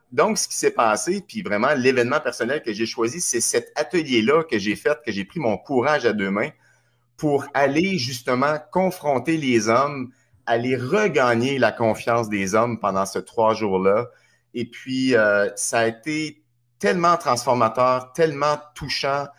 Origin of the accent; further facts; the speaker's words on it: Trois-Rivières, Quebec, Canada; moved away; also born or lived in Montreal; Je suis natif de Trois-Rivières. Je me suis retrouvé à Montréal.